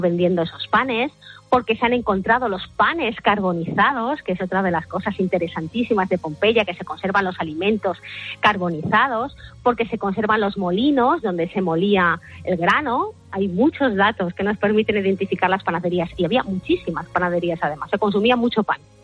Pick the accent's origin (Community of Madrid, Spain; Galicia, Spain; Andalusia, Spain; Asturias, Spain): Community of Madrid, Spain; Madrid; Yo soy de Madrid